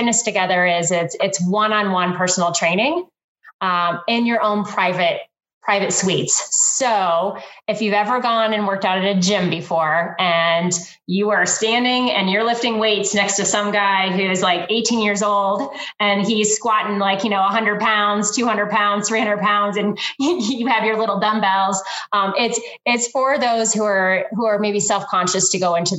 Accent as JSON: {"language": "English", "region": "Iowa", "country": "United States", "said": "I'm a Midwest girl, so I'm from Iowa"}